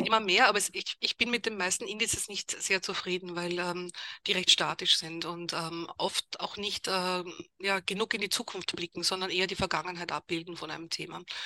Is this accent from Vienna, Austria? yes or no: yes; Vienna, Austria; moved away as an adult; also born or lived in Germany / England; Also ich bin Wienerin, also komme aus Österreich, habe dort auch studiert